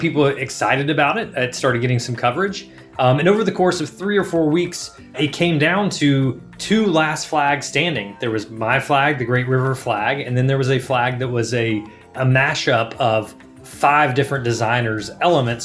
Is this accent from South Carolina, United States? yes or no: no; Alabama, United States; also born or lived in Mississippi / Georgia / North Carolina; now in Boston, United States; I am from Alabama, went to college in Mississippi, lived in Georgia and North Carolina